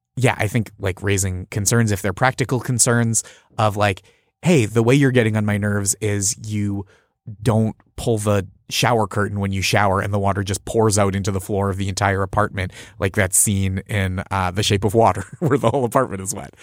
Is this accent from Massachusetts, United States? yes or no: yes; just outside Boston, Massachusetts, United States; I grew up just outside Boston